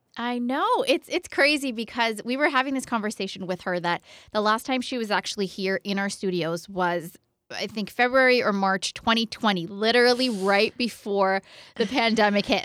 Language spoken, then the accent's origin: English; Ottawa, Ontario, Canada; this is my home place. Yeah. This is Ottawa's the capital as well